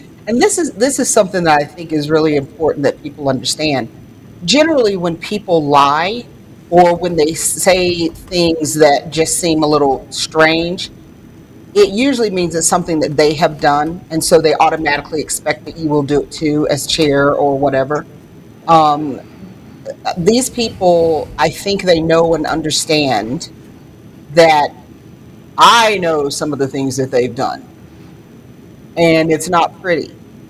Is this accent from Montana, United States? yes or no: no; North Carolina, United States; accent: Southern; I'm originally from North Carolina, and I know a lot of people say, "Well, you don't have a North Carolina accent."